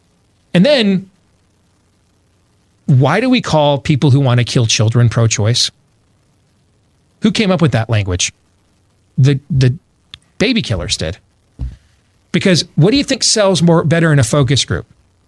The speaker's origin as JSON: {"language": "English", "region": "Michigan", "country": "United States", "tie": "born or raised there", "said": "I grew up in Michigan."}